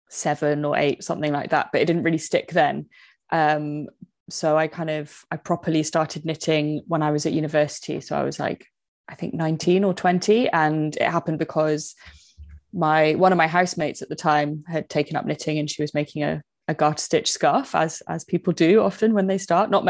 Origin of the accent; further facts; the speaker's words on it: United Kingdom; you can tell that I'm British